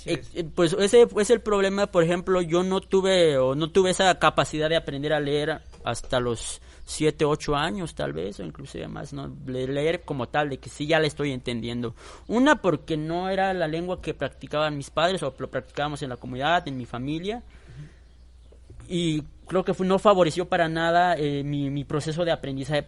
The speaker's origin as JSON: {"language": "Spanish", "area": "Chiquinibalbo", "region": "Chiapas", "country": "Mexico", "tie": "born or raised there", "first_language": "Tzotzil", "second_language": "Spanish", "said": "la comunidad donde yo soy originario, que es Chiquini"}